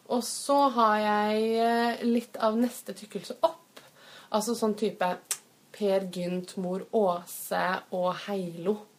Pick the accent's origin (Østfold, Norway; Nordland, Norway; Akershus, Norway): Østfold, Norway; Fredrikstad; min hjemby Fredrikstad